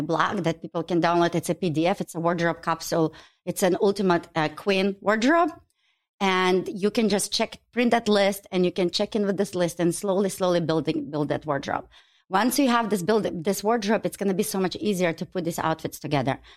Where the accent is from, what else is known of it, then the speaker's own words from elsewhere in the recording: Ukraine; now in Chicago, United States; I was born in Ukraine